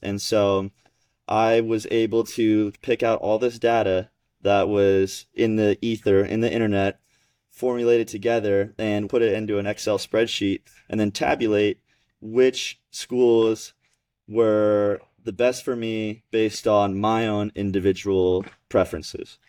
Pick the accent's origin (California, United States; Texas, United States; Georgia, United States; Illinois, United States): Georgia, United States; I grew up in Georgia playing junior tennis along with Elijah